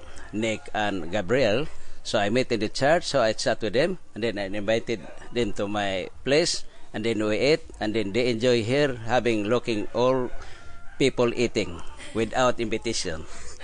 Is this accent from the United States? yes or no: no; San Antonio, Siquijor, Philippines; now in Australia; I'm from San Antonio, Siquijor. I was born here in San Antonio, Siquijor. This is my home place. And then now I am Australian citizen, but it's nice to back here in my hometown